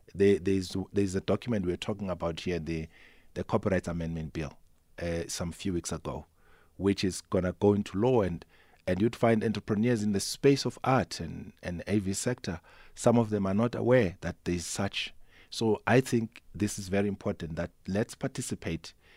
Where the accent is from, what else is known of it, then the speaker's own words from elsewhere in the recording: South Africa; Kanongoma, for instance, my hometown, you, you don't have these services